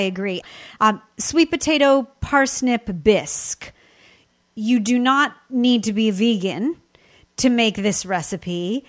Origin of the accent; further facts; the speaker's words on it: Southern California, United States; I'm born and raised in Southern California